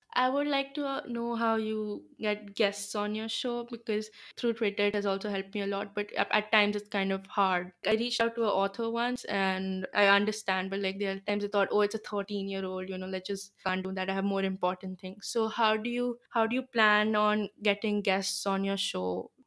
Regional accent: Gurgaon, Haryana, India; first language Bengali; English is a second language; I'm from Gurgaon, which is in the north of India

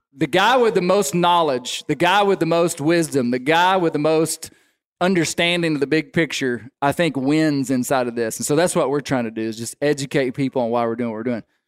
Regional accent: Arkansas, United States; growing up in Arkansas

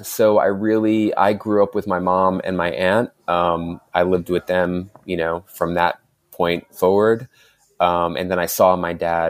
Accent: Queens, New York, United States; I was born and raised in Queens, New York.

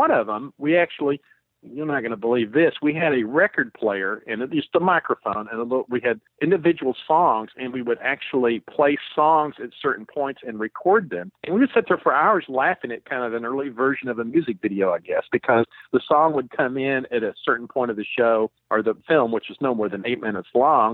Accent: Texas, United States; growing up in Texas

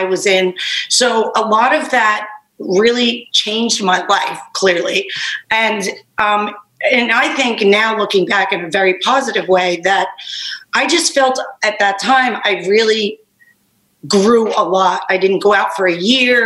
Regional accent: Long Island, New York, United States; also born or lived in Bronx, New York; I was born in the Bronx, but grew up on Long Island, still here. I'm such a Long Island girl

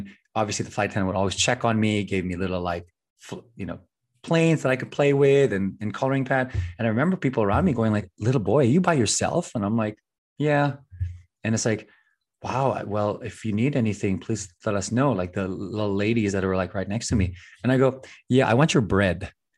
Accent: Philippines; also born or lived in United States; I'm very blessed to be both a U.S. citizen that was born here, but also growing up in the Philippines and other parts of the world for a long time, so that then I was really not as American that grew up here compared to everyone else.

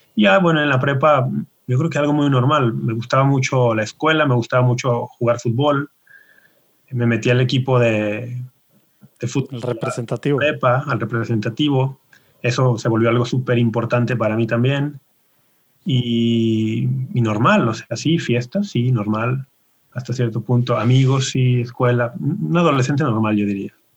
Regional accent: Guadalajara, Jalisco, Mexico; Yo nací y ah. me crié y vivo todavía en Guadalajara.

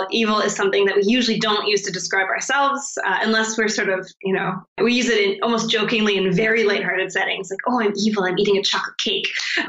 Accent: Canada; I'm from Canada.

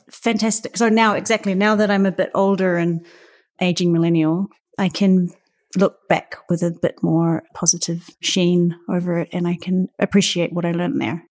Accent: Auckland, New Zealand; moved away as an adult; now in Berlin, Germany; I'm from Aotearoa, New Zealand

